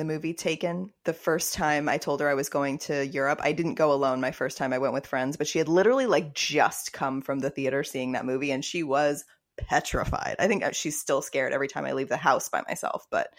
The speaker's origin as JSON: {"language": "English", "town": "Fort Worth", "region": "Texas", "country": "United States", "also_born_or_lived": "Austin", "said": "It's such an anomaly. Like, I'm Southern too. I'm from Texas."}